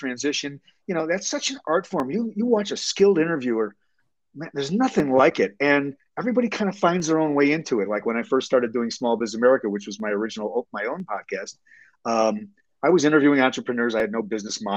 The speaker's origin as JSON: {"language": "English", "town": "Chicago", "region": "Illinois", "country": "United States", "tie": "born or raised there", "said": "I'm born and raised in Chicago."}